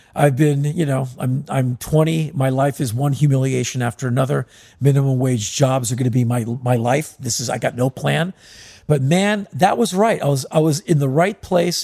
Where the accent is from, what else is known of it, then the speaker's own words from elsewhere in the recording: United States; we're from America